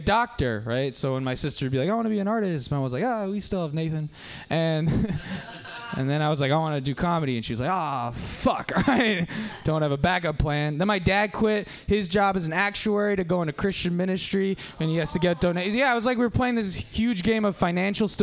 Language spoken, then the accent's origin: English; Culver City, California, United States; I did go to Culver City High School.